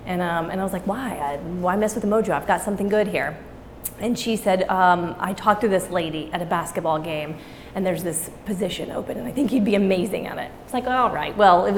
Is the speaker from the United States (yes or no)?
yes; Amarillo, Texas, United States; In Amarillo, Texas.